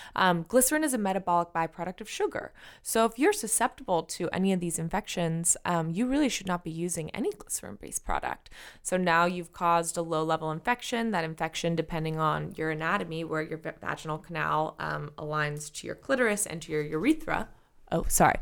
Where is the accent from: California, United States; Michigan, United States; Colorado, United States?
California, United States; San Francisco; I was raised in San Francisco by an alternative healer